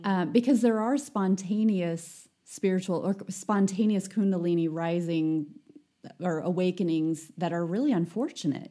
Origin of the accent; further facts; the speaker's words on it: United States; as an American